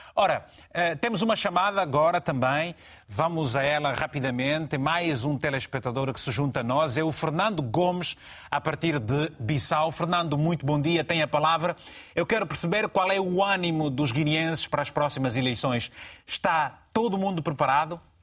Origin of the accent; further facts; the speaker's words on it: Angola; na minha terra, em, em, Angola